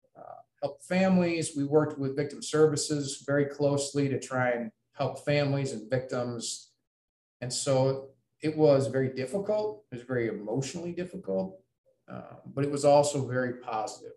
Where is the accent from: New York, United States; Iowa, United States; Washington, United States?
Iowa, United States; Ames; moved away as an adult; also born or lived in West Lafayette, Indiana; i grew up in ames iowa